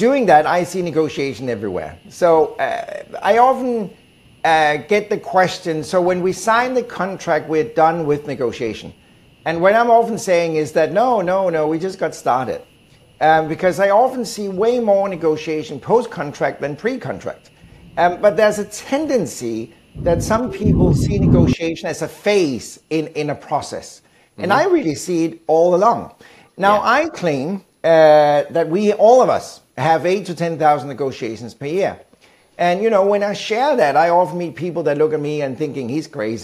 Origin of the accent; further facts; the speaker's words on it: Denmark; moved away as an adult; also born or lived in Sweden / United Kingdom / Germany; now in United States; I'm from Denmark originally, born and raised in Denmark. I've been living in several countries, Sweden, the UK, Germany, and now the US